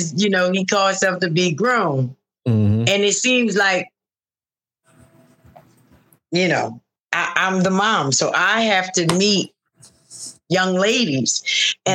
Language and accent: English; East Coast, United States; I'm from the East Coast.